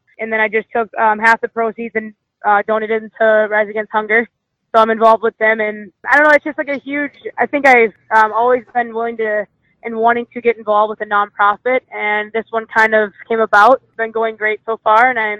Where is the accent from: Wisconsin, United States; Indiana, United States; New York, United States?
Wisconsin, United States; Well, I'm from Wisconsin